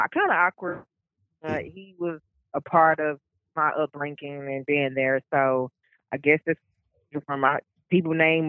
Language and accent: English; Dallas, Texas, United States; I'm from Dallas.